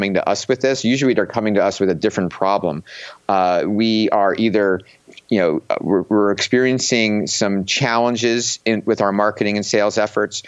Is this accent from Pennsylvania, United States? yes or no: yes; Philadelphia, Pennsylvania, United States; I'm from Philadelphia and have grown up kind of being a little bit cynical coming from that area